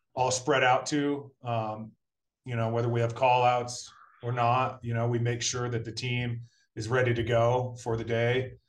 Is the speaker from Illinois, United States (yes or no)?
no; Brattleboro, Vermont, United States; moved away as an adult; now in Colorado, United States; I grew up in Brattleboro, Vermont.